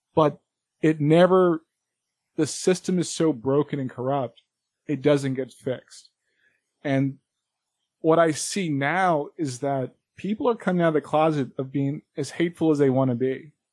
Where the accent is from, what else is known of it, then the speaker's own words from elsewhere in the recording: New York, United States; I'm a New Yorker.